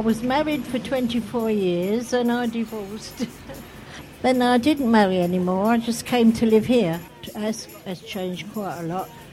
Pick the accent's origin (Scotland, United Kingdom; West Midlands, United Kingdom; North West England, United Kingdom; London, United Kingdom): London, United Kingdom; accent: Cockney; moved away as an adult; also born or lived in Shoreditch; now in Stoke Newington, United Kingdom; originally from the Isle of Dogs. I'm a Cockney